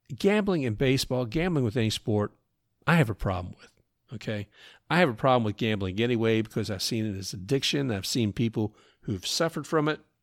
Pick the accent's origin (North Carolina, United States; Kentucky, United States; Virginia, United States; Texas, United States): Kentucky, United States; Louisville; growing up in Louisville